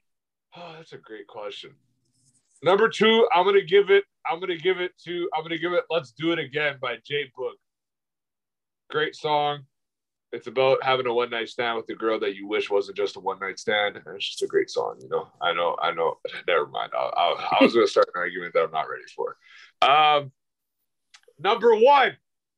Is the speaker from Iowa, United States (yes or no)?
no; New York City, New York, United States; I am from Harlem